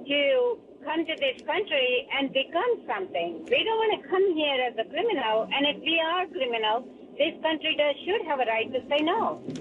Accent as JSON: {"language": "English", "country": "India", "moved": "yes", "lives_now": "United States", "said": "I'm immigrant myself. I came from India."}